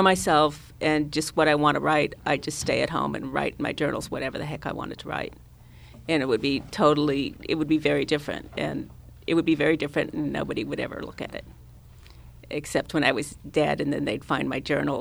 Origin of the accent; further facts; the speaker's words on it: San Francisco Bay Area, California, United States; I was born and raised in the San Francisco Bay Area, and I feel very lucky to be from here, and I feel very lucky to live here.